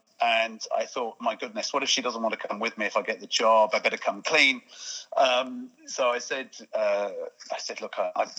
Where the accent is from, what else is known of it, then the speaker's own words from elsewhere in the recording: Sussex, near Brighton, South East England, United Kingdom; moved away as an adult; also born or lived in Buckinghamshire; now in Ireland; I'm an Englishman living in Ireland. So I grew up in the UK. I grew up in the south, Sussex, near Brighton, near Gatwick, that sort of area. Yeah. I was schooled there.